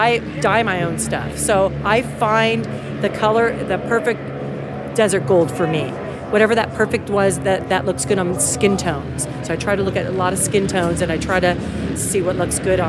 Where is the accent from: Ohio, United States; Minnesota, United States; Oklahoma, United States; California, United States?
California, United States; Los Angeles; From LA. Yeah, that's my hometown.